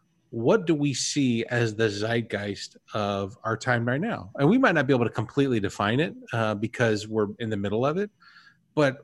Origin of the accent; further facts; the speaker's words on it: Germany; now in Knoxville, United States; I grew up in Germany, spent 10 years in Germany.